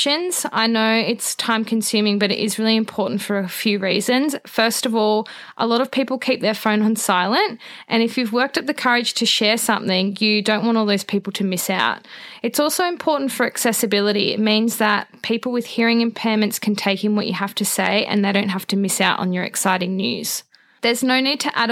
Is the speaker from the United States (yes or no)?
no; Australia; being Australian